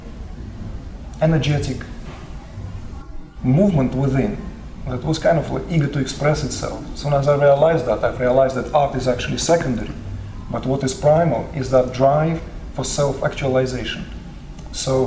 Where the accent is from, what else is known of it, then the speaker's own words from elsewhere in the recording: Uzbekistan; I was born in Uzbekistan